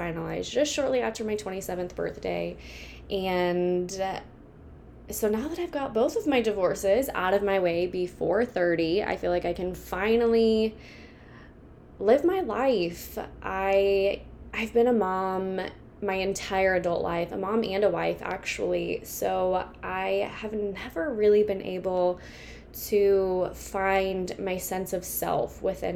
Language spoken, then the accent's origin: English; Kansas, United States; I am from Kansas.